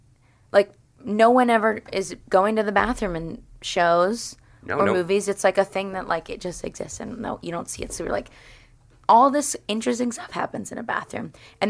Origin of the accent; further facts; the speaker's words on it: Wayne, Pennsylvania, United States; Yeah, I'm from Wayne, but that's like...